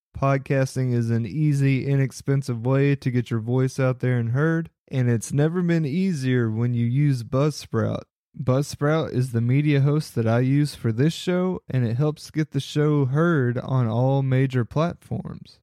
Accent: Kentucky, United States; my home state of Kentucky

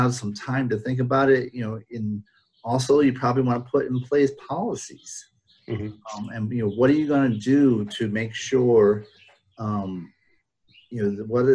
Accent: Rhode Island, United States; moved away; I grew up in Rhode Island

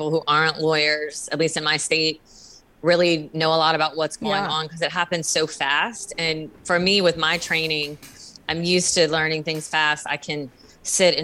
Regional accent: New Orleans, Louisiana, United States; I am from New Orleans, Louisiana

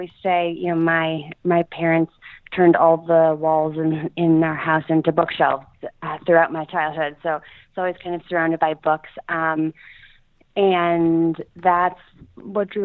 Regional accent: Philadelphia, Pennsylvania, United States; moved away as an adult; also born or lived in upstate New York; I grew up in the Philadelphia area, right outside of Philadelphia

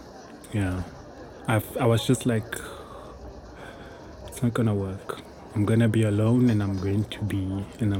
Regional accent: Namibia; also born or lived in Johannesburg, South Africa; growing up in Namibia in a very conservative society, in a Christian home

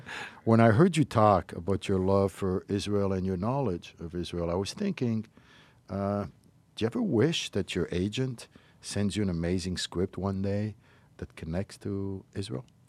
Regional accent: Morocco; moved away; I was raised in Morocco

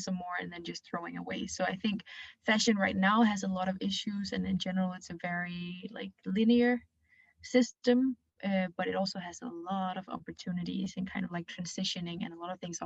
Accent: Denmark; I'm 24 years old, and I come here from Denmark. My mom is from China, so I have a bit of a mixed background.

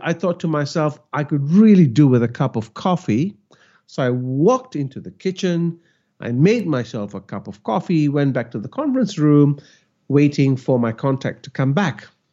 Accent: Malaysia; now in Australia; And I am Malaysian. I grew up in Malaysia.

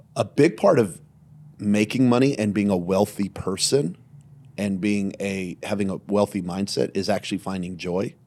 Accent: Belen, New Mexico, United States; now in Las Vegas, United States; I grew up in Belen, New Mexico, population seventeen hundred.

